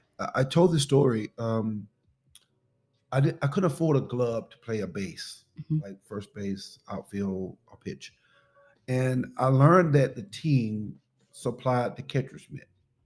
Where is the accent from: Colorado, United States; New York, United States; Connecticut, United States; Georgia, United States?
Georgia, United States; Pelham; Pelham, Georgia.